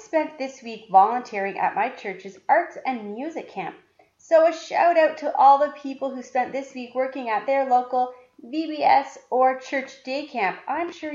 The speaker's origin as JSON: {"language": "English", "country": "Canada", "said": "I'm Canadian."}